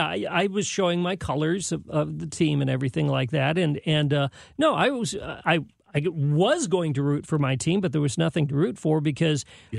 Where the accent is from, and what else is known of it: San Jose, California, United States; born or raised there; now in St. Louis, United States